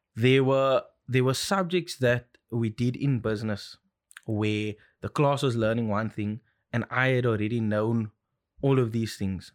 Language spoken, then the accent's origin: English; Cape Town, Western Cape, South Africa; born and bred in Cape Town, lived here my whole life